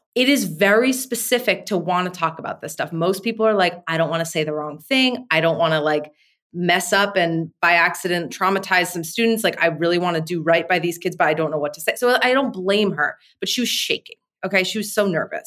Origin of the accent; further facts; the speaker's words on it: New Jersey, United States; I'm from New Jersey